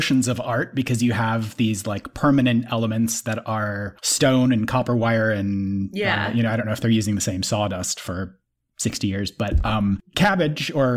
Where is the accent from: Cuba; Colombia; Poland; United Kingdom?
United Kingdom; I'm a British